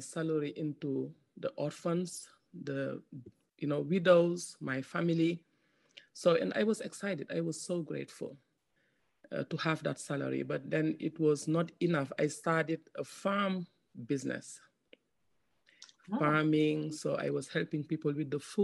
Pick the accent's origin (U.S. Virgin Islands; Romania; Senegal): Senegal; I'm from West Africa, Senegal, and I lost my dad when I was 4 years old, and I live with my mom and my five siblings